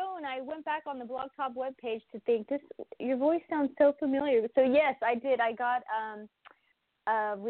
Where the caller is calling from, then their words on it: Oklahoma, United States; I'm calling from Oklahoma.